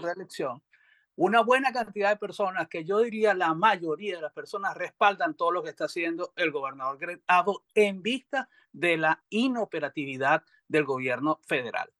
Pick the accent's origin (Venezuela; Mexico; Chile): Venezuela; now in Texas, United States; como venezolano